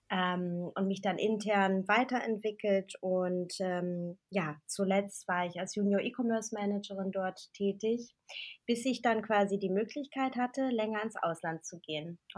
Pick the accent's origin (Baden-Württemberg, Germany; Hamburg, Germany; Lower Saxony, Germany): Hamburg, Germany; also born or lived in Berlin; wie du gesagt hast, ähm, ich komme ich aus Hamburg, beziehungsweise ich wohne jetzt wieder hier.